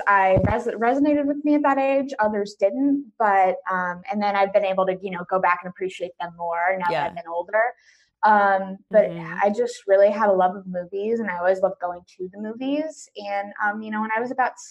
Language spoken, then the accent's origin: English; Milwaukee, Wisconsin, United States; I grew up in Milwaukee, Wisconsin.